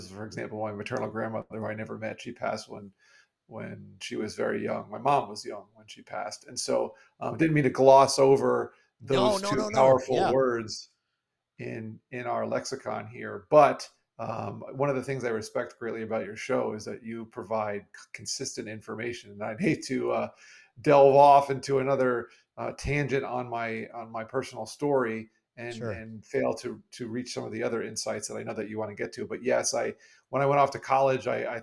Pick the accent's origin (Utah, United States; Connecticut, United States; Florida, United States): Florida, United States; South; also born or lived in New York; I was born in New York, moved to Florida when I was 3 years old